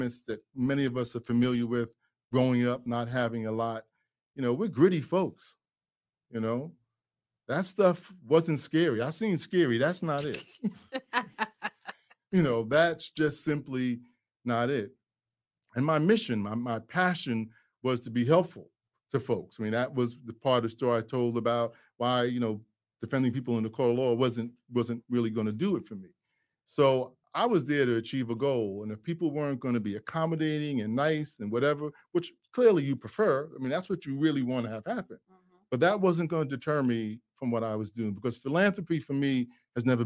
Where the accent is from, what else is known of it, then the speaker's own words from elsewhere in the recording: New York City, New York, United States; I'm a kid from Brooklyn.